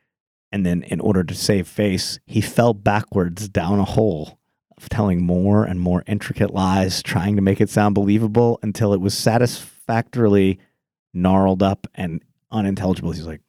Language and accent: English; Texas, United States; I'm from Texas.